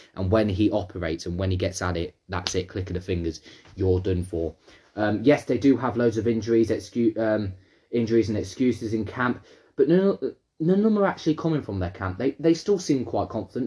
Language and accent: English; England, United Kingdom; I'm from England